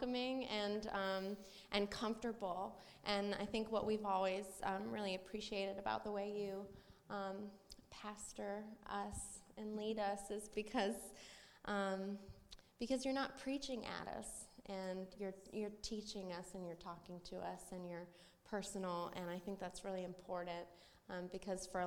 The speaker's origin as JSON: {"language": "English", "town": "Valdosta", "region": "Georgia", "country": "United States", "moved": "yes", "lives_now": "Jacksonville, United States", "said": "I'm from Valdosta, where Kyle and Taryn used to live"}